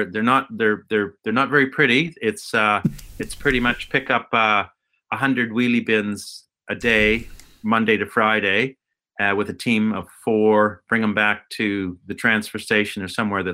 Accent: Alberta, Canada; moved away as an adult; now in Tauranga, New Zealand; So I grew up in Alberta in Canada

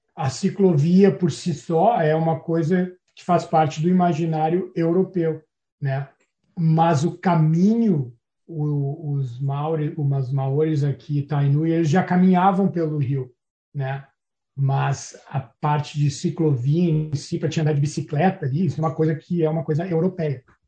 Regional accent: Porto Alegre, Rio Grande do Sul, Brazil; moved away as an adult; also born or lived in Florianópolis; now in New Zealand; nasci em Porto Alegre em 1980

